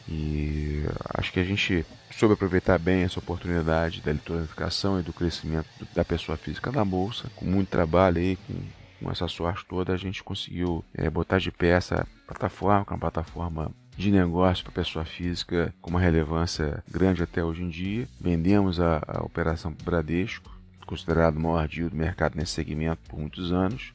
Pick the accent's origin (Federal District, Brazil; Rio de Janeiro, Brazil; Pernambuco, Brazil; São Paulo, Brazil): Rio de Janeiro, Brazil; Sou carioca